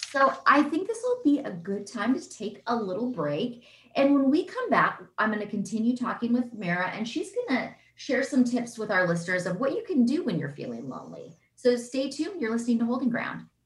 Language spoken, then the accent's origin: English; Seattle, Washington, United States; I think I am from Seattle